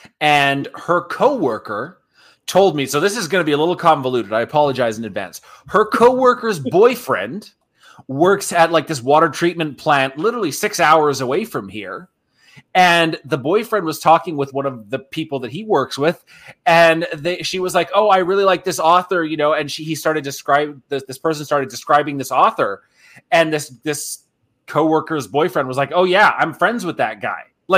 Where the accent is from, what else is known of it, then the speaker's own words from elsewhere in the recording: Japan; me growing up in Japan, I love cherry blossom trees.